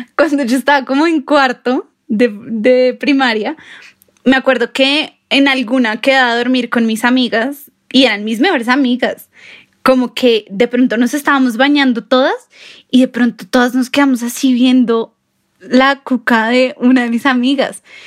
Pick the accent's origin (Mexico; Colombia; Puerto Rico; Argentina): Colombia; Bogotá; somos de Bogotá